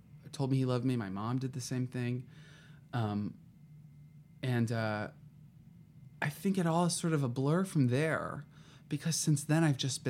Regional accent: Southern California, United States; also born or lived in Paris, France; I'm from Southern California, went to UCLA

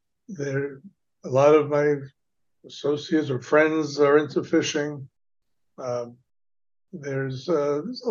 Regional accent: New York City, New York, United States; I was growing up in Brooklyn, and both of my parents were lawyers

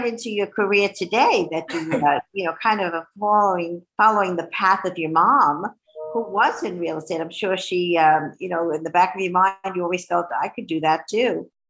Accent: New York City, New York, United States; I grew up in New York City, and you know, being a city girl

